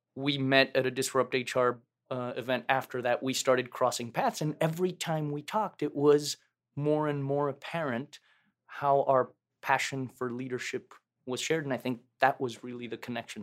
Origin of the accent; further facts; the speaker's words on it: Mexico City, Mexico; moved away; I was born and raised in Mexico City